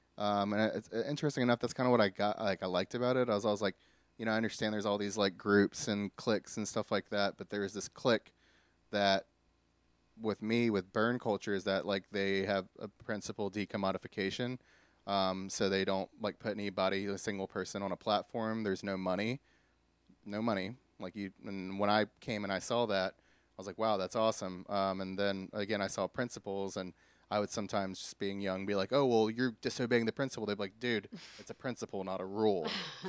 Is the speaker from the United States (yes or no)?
yes; Houma, Louisiana, United States; also born or lived in Hawaii / Wilmington, North Carolina; So I was born in Hawaii, actually. I raised in Louisiana, Houma for a while, and then moved to Wilmington, North Carolina for a good majority of my life.